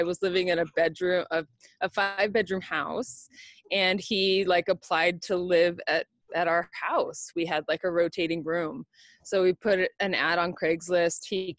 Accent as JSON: {"language": "English", "town": "Covina", "region": "California", "country": "United States", "tie": "born or raised there", "said": "I grew up in San Gabriel Valley in Covina."}